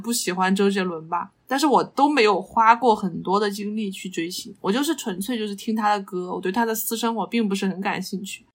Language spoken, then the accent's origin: Chinese; Chongqing, China; 我作为一个重庆人，我是没有吃过放糖的耶